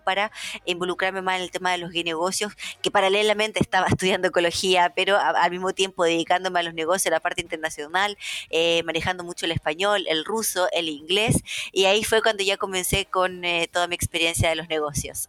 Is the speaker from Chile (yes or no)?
yes; Chile; moved away as an adult; also born or lived in Russia; yo me fui de Chile a vivir a Rusia. En ese entonces yo tenía 19 años